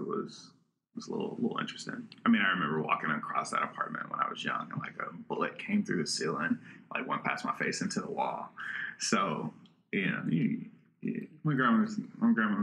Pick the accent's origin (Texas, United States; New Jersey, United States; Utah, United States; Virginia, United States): Virginia, United States; Richmond; I grew up over in the Randolph area